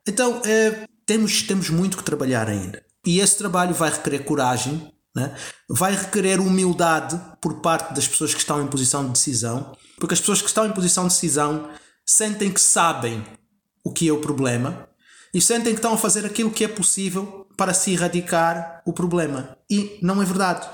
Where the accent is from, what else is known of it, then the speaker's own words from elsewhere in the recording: Angola; moved away; also born or lived in Portugal / New York; Eu nasci em Angola e eu, e eu cresci em Angola